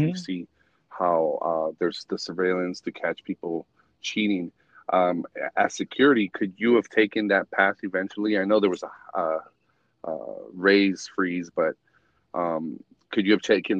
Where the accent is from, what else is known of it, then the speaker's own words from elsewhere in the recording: Reno, Nevada, United States; I grew up in Reno